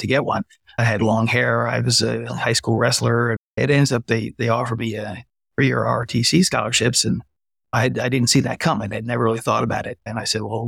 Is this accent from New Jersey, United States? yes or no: yes; New Jersey, United States; I grew up in New Jersey